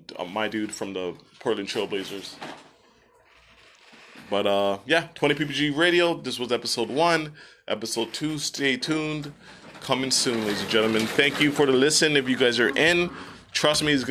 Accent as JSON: {"language": "English", "town": "Toronto", "region": "Ontario", "country": "Canada", "said": "We are the boys from Toronto, and we are live here"}